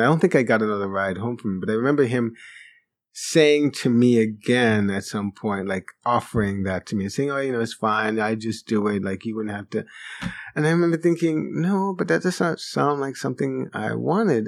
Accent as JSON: {"language": "English", "region": "New York", "country": "United States", "tie": "born or raised there", "also_born_or_lived": "Jamaica", "said": "the school I first attended when I came to New York from Jamaica, Regent School, which I think may still exist in the, in, in, in the Bronx, not too far from mm-hmm. the house where I grew up"}